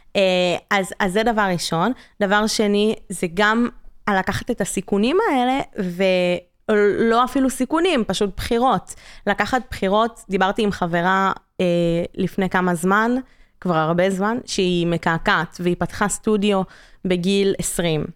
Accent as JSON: {"language": "Hebrew", "country": "Canada", "moved": "yes", "said": "אני קנדית"}